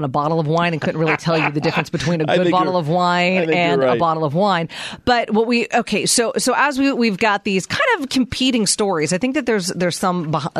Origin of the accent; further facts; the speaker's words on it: Pennsylvania, United States; moved away as an adult; now in Arizona, United States; I grew up in Pennsylvania.